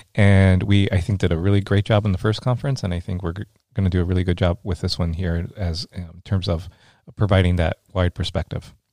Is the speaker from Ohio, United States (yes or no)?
no; Rio Grande Valley, South Texas, United States; moved away as an adult; now in Iowa, United States; as a kid growing up in the Rio Grande Valley